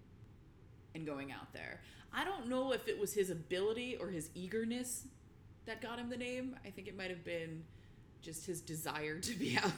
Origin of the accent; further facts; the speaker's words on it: Walnutport, Pennsylvania, United States; we're from Walnutport, Pennsylvania, which doesn't get more suburban